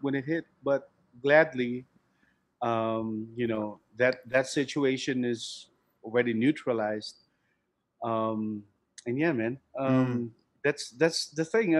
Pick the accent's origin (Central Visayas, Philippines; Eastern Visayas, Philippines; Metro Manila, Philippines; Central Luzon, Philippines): Central Visayas, Philippines; Cebu City; I grew up in Cebu City. It's right in the southern part of the country